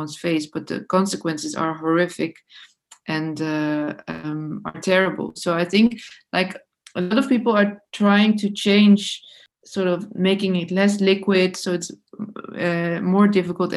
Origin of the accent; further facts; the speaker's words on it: Netherlands; I'm from the Netherlands